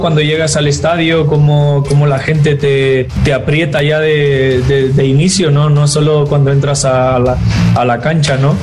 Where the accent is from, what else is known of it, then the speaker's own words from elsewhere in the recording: Mexico; me gustaría ver en, en mi país